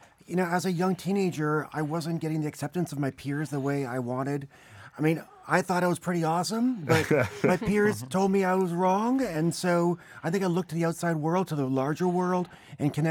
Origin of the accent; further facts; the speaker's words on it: Canada; moved away; growing up in Canada